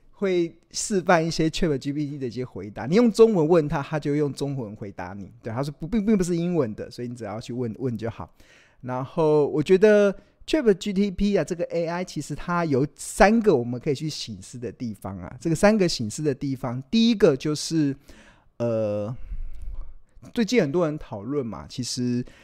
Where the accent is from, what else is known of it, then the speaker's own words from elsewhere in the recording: Taiwan; 身为 台， 台湾人。 对啊，我们如果真的发生战争，其实我们哪里也跑不了